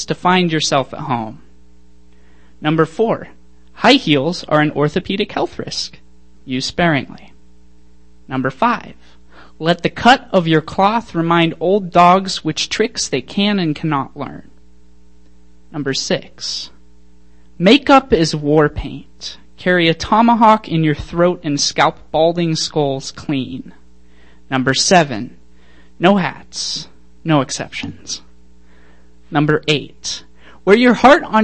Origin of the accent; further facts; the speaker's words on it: Lynden, Washington, United States; I'm from Linden, which is just up north